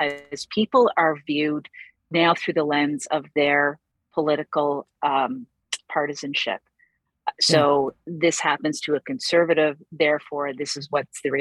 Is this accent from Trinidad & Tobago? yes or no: no; East Coast, Atlantic Canada, Canada; I'm from East Coast. I'm sitting here in beautiful Cape Breton